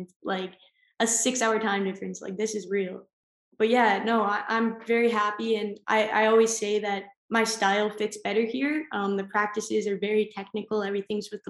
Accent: Guelph, Ontario, Canada; moved away as an adult; also born or lived in West Virginia; now in Denmark; my hometown in Guelph

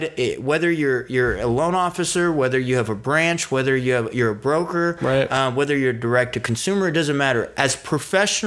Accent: San Diego, California, United States; born or raised there; also born or lived in Iran

